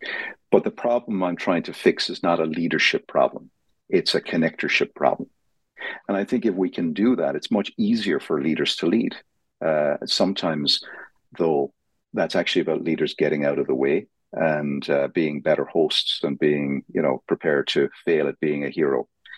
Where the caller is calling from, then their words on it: Dublin, Leinster, Ireland; I'm calling in from Dublin, Ireland